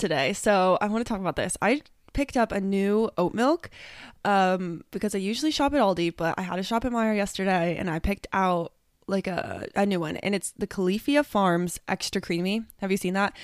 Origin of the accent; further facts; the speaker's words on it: two hours north of Columbus, Ohio, United States; moved away as an adult; my hometown, which is two hours north of where I live